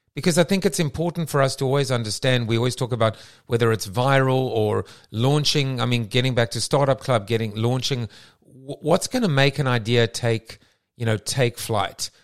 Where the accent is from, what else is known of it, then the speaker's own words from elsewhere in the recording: South Africa; now in London, United Kingdom; I'm from South Africa